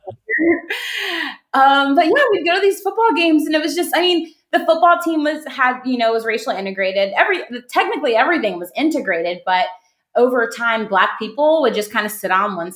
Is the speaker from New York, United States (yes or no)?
no; Monticello, Georgia, United States; moved away as an adult; also born or lived in Atlanta, Georgia; I grew up in a small town. It's called Monticello, Georgia